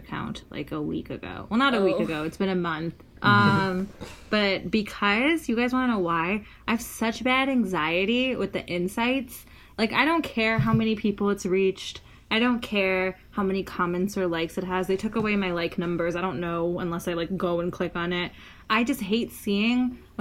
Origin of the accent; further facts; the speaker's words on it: Detroit and Columbus, Midwest, United States; I grew up in Detroit